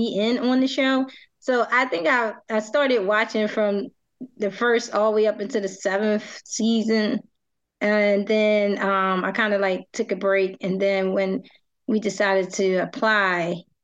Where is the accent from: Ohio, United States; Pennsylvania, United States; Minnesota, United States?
Pennsylvania, United States; Philadelphia; I am from Philadelphia